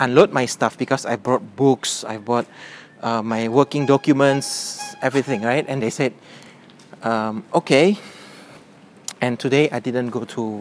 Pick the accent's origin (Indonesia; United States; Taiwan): Indonesia; Medan, North Sumatra; in Indonesia, my hometown Medan